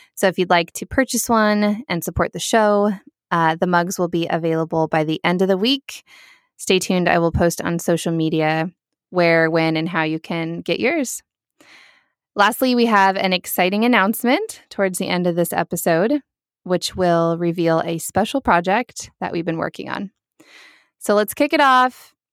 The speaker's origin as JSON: {"language": "English", "town": "Lincoln", "region": "Nebraska", "country": "United States", "tie": "born or raised there", "moved": "yes", "said": "from Lincoln, Nebraska, my hometown"}